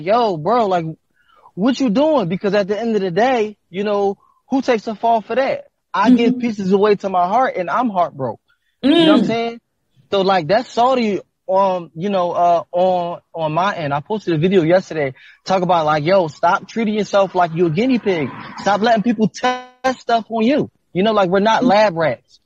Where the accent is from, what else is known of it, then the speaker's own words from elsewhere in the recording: Philadelphia, Pennsylvania, United States; I'm from North Philadelphia